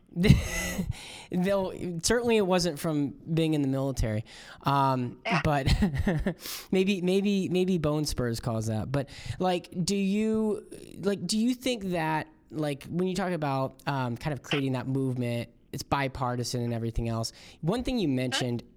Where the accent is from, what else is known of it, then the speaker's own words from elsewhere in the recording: Florida, United States; I'm from Florida